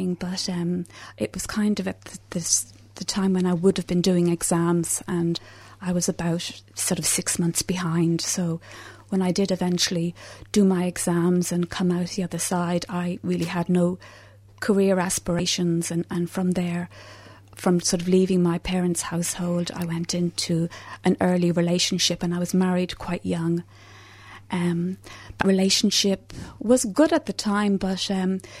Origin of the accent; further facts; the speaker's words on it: Dublin, Leinster, Ireland; moved away; I'm from Dublin, so I grew up in Ireland.